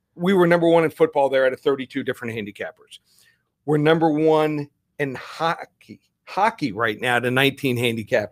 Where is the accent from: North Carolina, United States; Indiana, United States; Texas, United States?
Texas, United States; moved away; I was born in Texas, went to school there